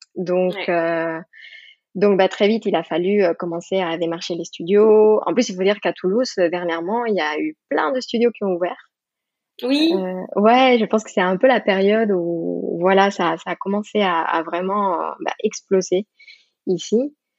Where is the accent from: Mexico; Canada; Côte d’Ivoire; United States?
Mexico; French is a second language; moved away as an adult; now in France; je suis d'origine mexicaine. Maintenant, j'ai la nationalité française, mais, euh, donc j'ai grandi au Mexique